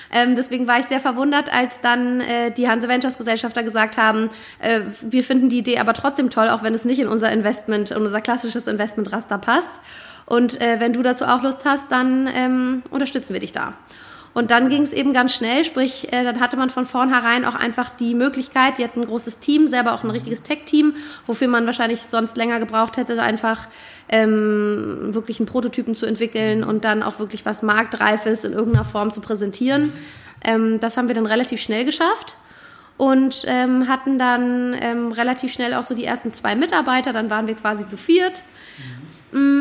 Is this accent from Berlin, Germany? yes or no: yes; Berlin, Germany; moved away as an adult; also born or lived in London / Paris; gebürtig, bin ich Berlinerin, meine ganze Familie lebt da auch, ich bin da aufgewachsen